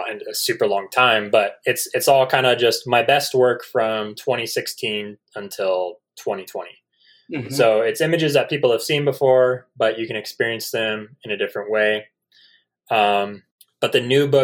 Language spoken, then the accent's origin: English; San Diego, California, United States; I'm from San Diego